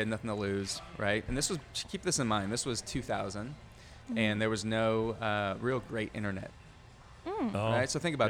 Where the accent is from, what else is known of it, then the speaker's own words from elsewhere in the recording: Phoenix, Arizona, United States; I grew up in Phoenix.